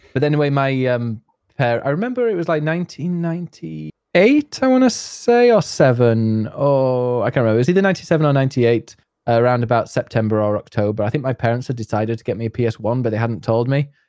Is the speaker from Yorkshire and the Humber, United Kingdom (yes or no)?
yes; north of England, near Leeds and York, Yorkshire and the Humber, United Kingdom; accent: Yorkshire; I am from uh, the north of England, near Leeds